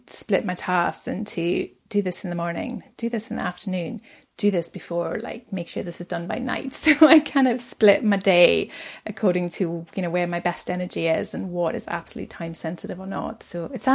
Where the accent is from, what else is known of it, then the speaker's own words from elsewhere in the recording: Cape Town, Western Cape, South Africa; moved away as an adult; now in Aberdeen, United Kingdom; I was born in Cape Town, and I moved to Aberdeen 2003